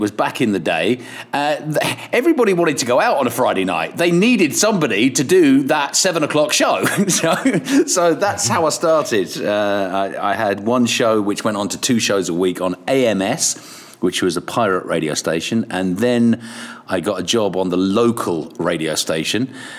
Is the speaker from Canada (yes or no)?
no; Kilkenny, Leinster, Ireland; I am. I was born in Ireland. I was born in Kilkenny. And my parents are English, bless them. And I lived about 10 miles outside of the city.